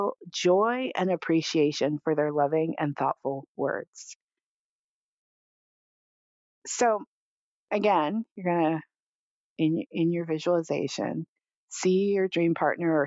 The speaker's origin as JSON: {"language": "English", "region": "California", "country": "United States", "tie": "born or raised there", "said": "I grew up in California"}